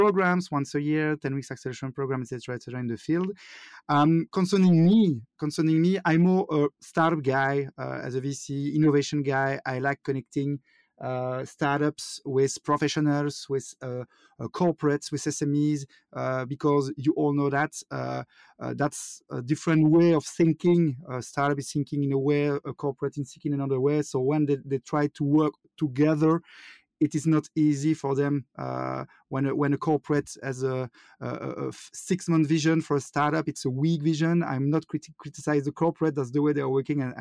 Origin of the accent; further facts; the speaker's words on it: Wallonia, Belgium; accent: French; first language French; English is a second language; also born or lived in Liège, Belgium; I'm from Belgium. I'm living in the south part of Belgium, in Liège. So I speak French, and I'm pretty sure you all know that with my accent